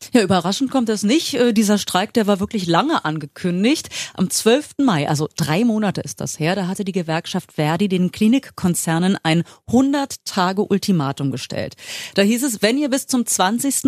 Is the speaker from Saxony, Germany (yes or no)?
no; Berlin, Germany